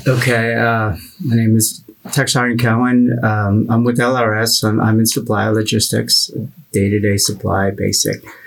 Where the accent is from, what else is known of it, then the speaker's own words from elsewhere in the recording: Philippines; also born or lived in Pennsylvania, United States; now in United States; I grew up in the Philippines